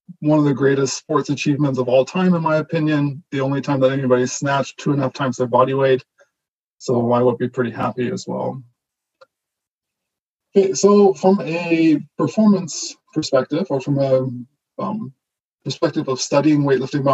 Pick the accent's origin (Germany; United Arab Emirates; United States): Germany; first language German; English is a second language; moved away; also born or lived in British Columbia, Canada; I was born and raised in Germany. So German is my first language. And I actually learned how to speak English in Canada after my family immigrated to British Columbia in the mid-90s.